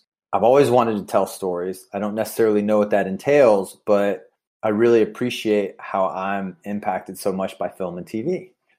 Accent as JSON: {"language": "English", "region": "the South", "country": "United States", "tie": "born or raised there", "said": "And I grew up in the South where, you know, probably like emotions aren't really a thing that a lot of men are really supposed to feel"}